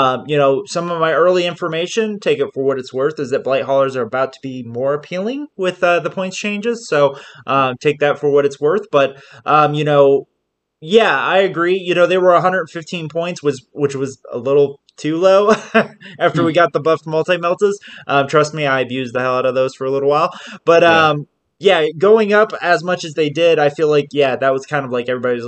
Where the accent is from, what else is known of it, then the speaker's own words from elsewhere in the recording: Southern California, United States; I'm from SoCal